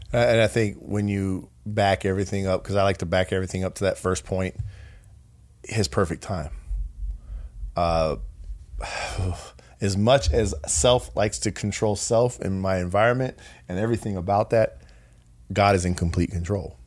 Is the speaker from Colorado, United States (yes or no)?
yes; Colorado, United States; I'm from Colorado